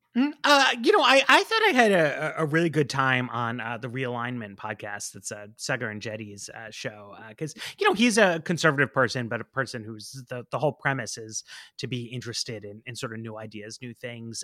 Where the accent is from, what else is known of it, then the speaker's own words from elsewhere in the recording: New York, United States; now in Washington, D.C., United States; I grew up in New York. I live in D C.